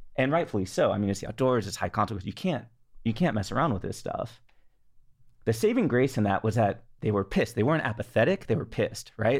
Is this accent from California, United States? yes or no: yes; the Bay Area, California, United States; also born or lived in Los Angeles, United States; I grew up in the Bay